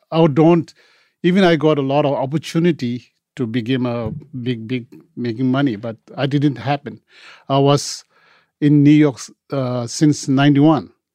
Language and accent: English; India; English is a second language; moved away as an adult; also born or lived in Tibet; now in Los Angeles, United States; I was born in Tibet, and when I was three, I escaped because due to Chinese Revolution, came to Tibet. We have fled to India, and mostly I was uh, raised in India, and went to school there